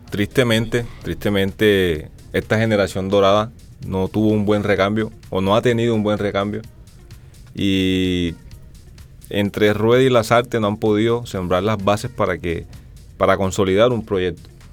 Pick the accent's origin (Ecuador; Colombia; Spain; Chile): Colombia; lo que tenemos los colombianos